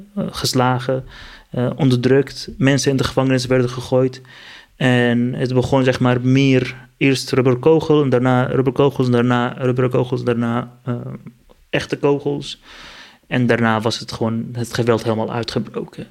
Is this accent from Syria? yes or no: yes; Aleppo, Aleppo Governorate, Syria; Dutch is a second language; moved away as an adult; now in Netherlands; Ik ben Koerdisch, eh, kom uit Syrië. Ik ben in Aleppo geboren in 1990. Ik ben in 2012, eh, begin mei 2012, uit Syrië gevlucht